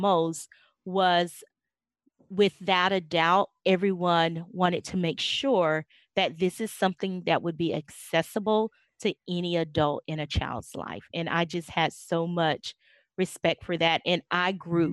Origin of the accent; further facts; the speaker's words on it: South Carolina, United States; now in Arkansas, United States; I grew up in South Carolina, and moved to Arkansas in December of 1992